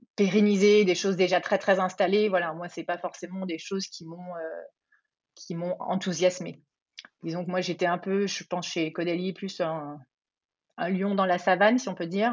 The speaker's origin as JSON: {"language": "French", "region": "Auvergne-Rhône-Alpes", "country": "France", "tie": "born or raised there", "said": "je suis originaire d'Auvergne, euh, donc moi j'ai grandi bah, au milieu voilà des forêts auvergnates"}